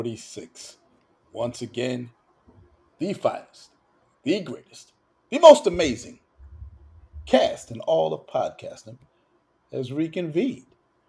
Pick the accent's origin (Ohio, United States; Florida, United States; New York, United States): New York, United States; New York City; As a New Yorker